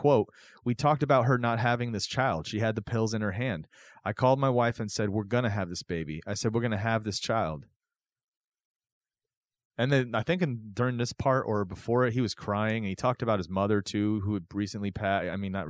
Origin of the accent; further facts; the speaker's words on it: Chicago, Illinois, United States; because I grew up in Chicago